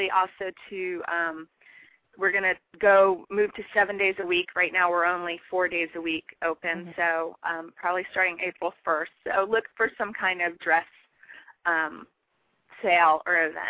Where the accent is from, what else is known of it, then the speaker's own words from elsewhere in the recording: Honolulu, Hawaii, United States; moved away; also born or lived in Portland; growing up in Honolulu